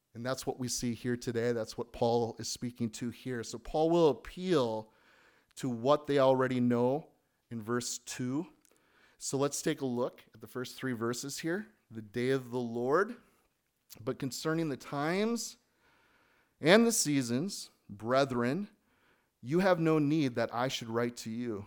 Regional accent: United States; moved away; as an American

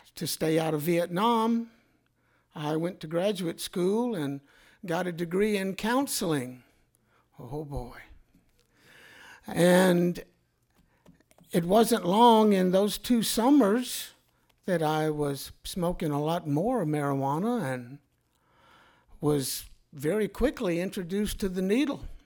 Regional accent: Mobile, Alabama, United States; I grew up in Mobile, Alabama during the nineteen fifties.

